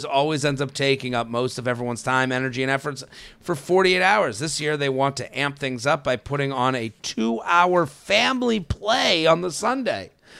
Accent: United Kingdom; I'm a Brit, but my dad and his side of the family are French.

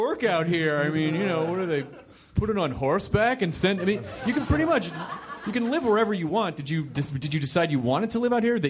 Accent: Louisville, Kentucky, United States; born there; Nice. I was born in Louisville.

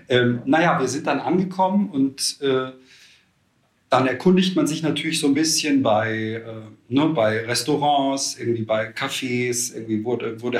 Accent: Austria; born or raised there; now in Cologne, Germany

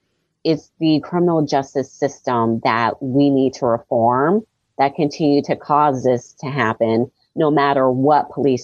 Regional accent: United States; And I'm an American where I want to see all of my dollars go to my fellow Americans.

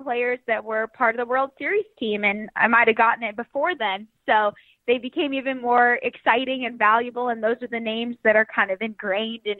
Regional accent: Cypress, California, United States; I grew up in Cyprus, city of Cyprus, and that's like 15, 20 minutes from the stadium

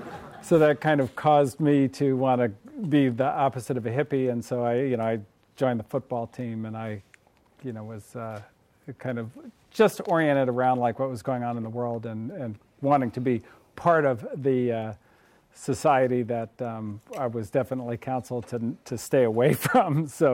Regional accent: Berkeley, California, United States; Well, I grew up in the People's Republic of Berkeley, right across the way there.

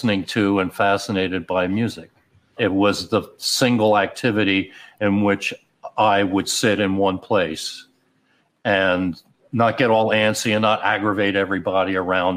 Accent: Upper Darby, Pennsylvania, United States; also born or lived in Philadelphia; I was born in Philly, but grew up outside of Philly

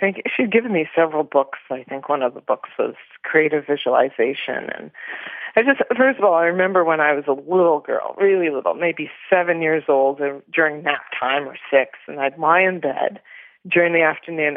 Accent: Toronto, Ontario, Canada; So I was born in Toronto, Canada

